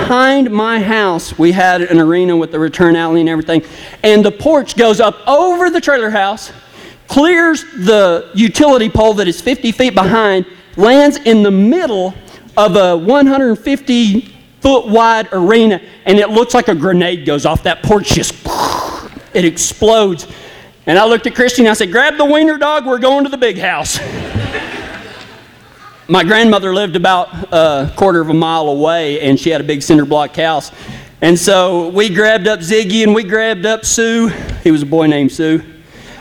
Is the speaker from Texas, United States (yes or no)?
yes; West Texas, United States; accent: Texas; moved away; I'm from Kynosa, Texas, which is way out in West Texas towards El Paso